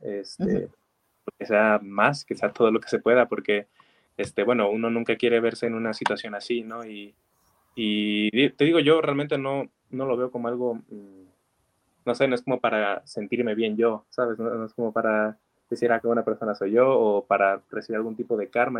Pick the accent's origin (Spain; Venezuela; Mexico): Mexico; Zacatecas; yo vengo de aquí de Zacatecas, ¿no? Que para mí es una maravillosa ciudad, es, mi ciudad natal